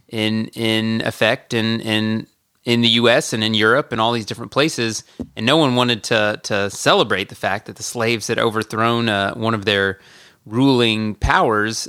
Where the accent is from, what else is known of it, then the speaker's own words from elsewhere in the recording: Marietta, Georgia, United States; I grew up in Marietta, Georgia